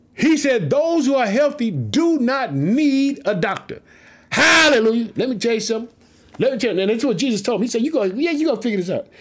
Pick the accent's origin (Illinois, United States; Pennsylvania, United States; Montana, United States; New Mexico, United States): Illinois, United States; Chicago